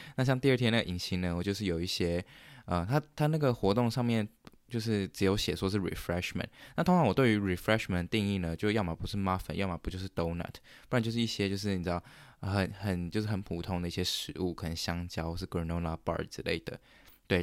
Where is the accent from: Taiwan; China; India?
Taiwan; moved away as an adult; now in Canada; 我们台湾人有， 有创一个这个，我们这个 program 的群组